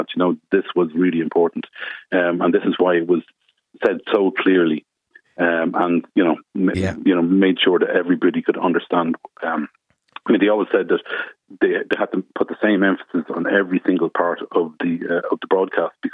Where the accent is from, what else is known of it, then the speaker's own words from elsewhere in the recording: Bettystown, Leinster, Ireland; I grew up in Bettystown, just outside Drogheda